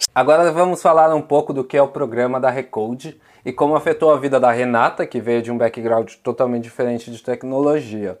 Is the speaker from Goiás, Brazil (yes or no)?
no; São Paulo, Brazil; moved away as an adult; now in Netherlands; sou de São Paulo, moro em uma cidadezinha da Holanda chamada Trek